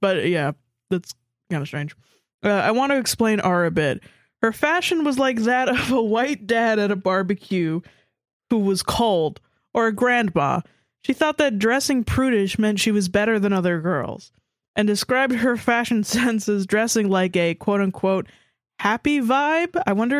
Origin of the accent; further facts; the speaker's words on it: Australia; FYI, I'm Aussie, so our school system is slightly different.